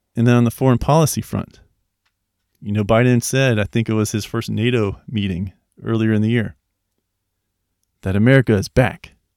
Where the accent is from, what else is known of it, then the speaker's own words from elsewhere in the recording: United States; we as the American people